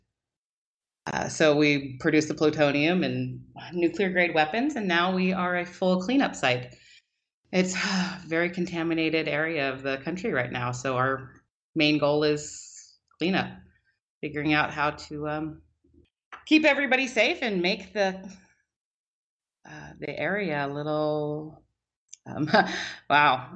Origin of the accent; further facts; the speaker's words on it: Richland, Washington, United States; I grew up in Richland, Washington, so we moved here when I was 10